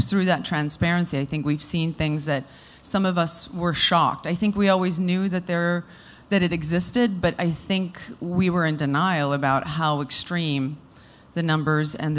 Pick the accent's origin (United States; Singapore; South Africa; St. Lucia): South Africa; moved away; it was born out of the love that I have for my home country. I was born and raised there